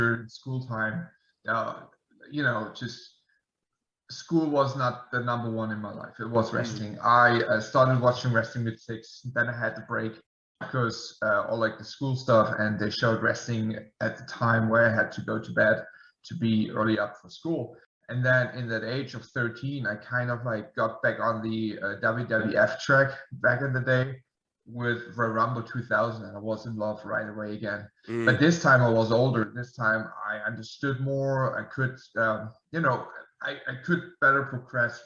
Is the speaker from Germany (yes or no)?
yes; Dresden, Saxony, Germany; moved away as an adult; now in United States; I will move back to Germany, to my hometown Dresden, end of June